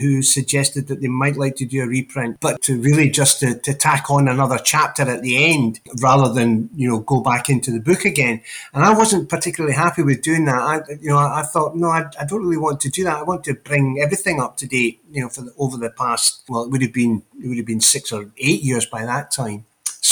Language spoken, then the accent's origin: English; Edinburgh, Scotland, United Kingdom; Being born and brought up in Edinburgh